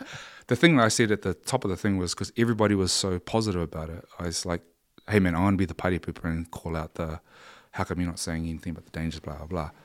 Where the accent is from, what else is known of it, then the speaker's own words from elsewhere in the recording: New Zealand; we grew up in New Zealand